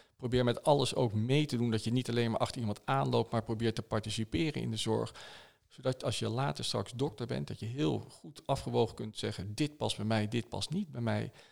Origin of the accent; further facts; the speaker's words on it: Netherlands; wij als Nederlanders